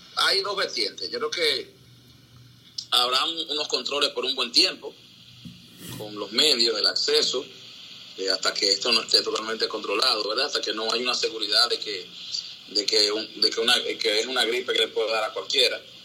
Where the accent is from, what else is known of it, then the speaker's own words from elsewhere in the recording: Santo Domingo, Distrito Nacional, Dominican Republic; also born or lived in Nizao, San José de Ocoa; me trajeron a la capital y entonces aquí nada, aquí vivíamos en Capotillo, ahí me crié